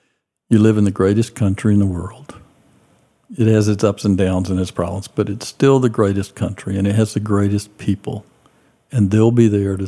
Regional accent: Athens, Georgia, United States; born there; Yeah, I was born in Athens, Georgia. My dad was in college.

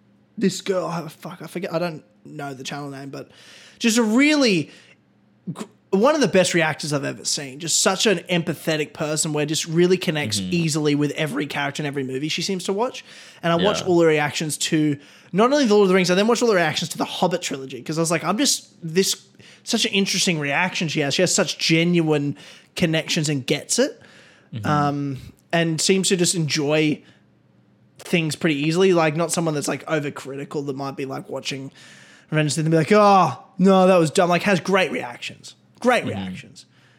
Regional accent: Australia; but we're Australian, so it's not a big deal.

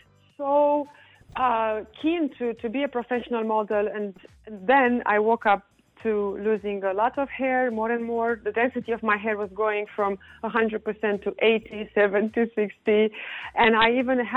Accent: Romania; moved away; I'm from Romania

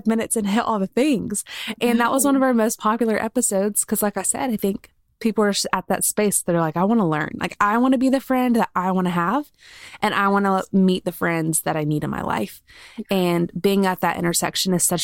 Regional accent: Columbia, South Carolina, United States; I grew up in Columbia, so only like an hour and a half away

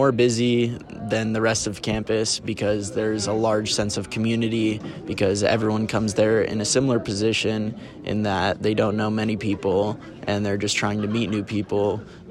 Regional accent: California, United States; I came here alone from California and I didn't know anyone.

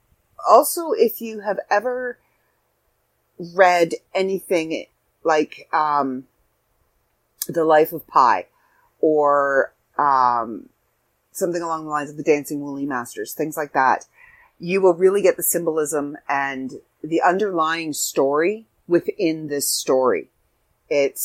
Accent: Canada; I'm Canadian

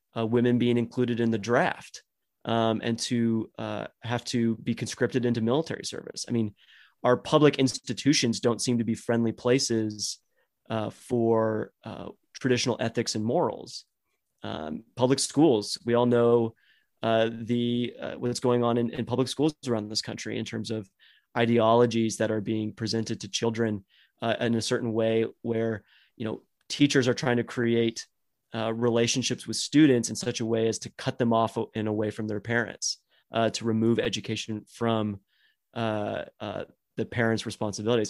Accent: Dallas, Texas, United States; I grew up in Dallas, Fort Worth

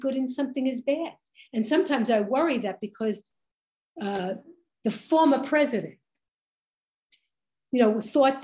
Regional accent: New York City, New York, United States; Growing up in Brooklyn, I welcomed the differences

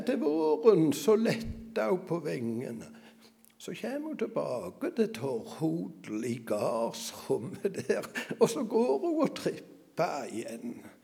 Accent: Norway; jeg drev gården hjemme på Salte

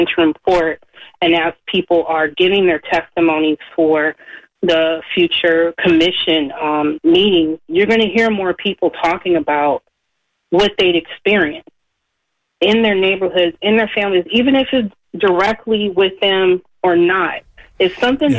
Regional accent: Berkeley, California, United States; I'm born and raised in Berkeley

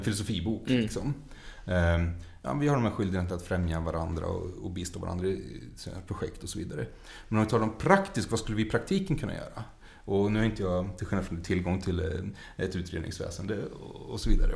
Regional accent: Mariestad, Västra Götaland, Sweden; jag är uppvuxen i Mariestad

